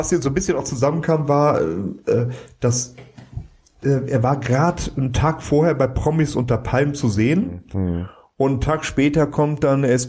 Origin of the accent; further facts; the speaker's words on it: Cologne, North Rhine-Westphalia, Germany; dass du immer irgendwie gerade uns warst muss man sagen, so als Kölsche.